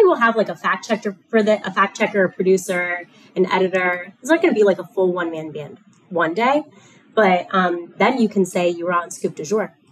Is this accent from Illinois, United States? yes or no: no; South Florida, United States; moved away; I grew up in South Florida